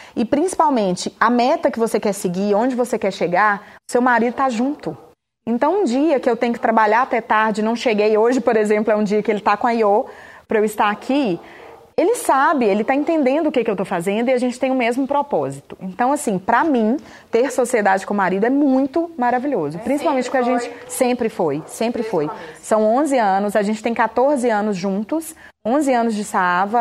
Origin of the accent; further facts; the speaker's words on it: Montes Claros, Minas Gerais, Brazil; Em Montes Claros, que é de onde eu sou